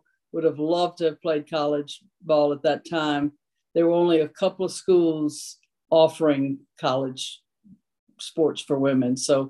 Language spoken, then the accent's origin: English; South Louisiana, United States; now in Tennessee, United States; I grew up in South Louisiana. I am a Cajun with orange blood.